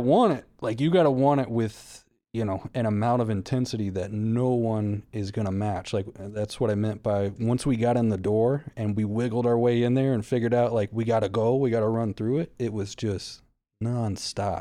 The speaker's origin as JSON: {"language": "English", "region": "the South", "country": "United States", "said": "I'm from the South."}